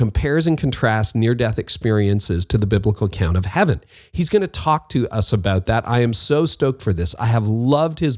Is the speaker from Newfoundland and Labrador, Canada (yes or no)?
no; Toronto, Ontario, Canada; I'm from Toronto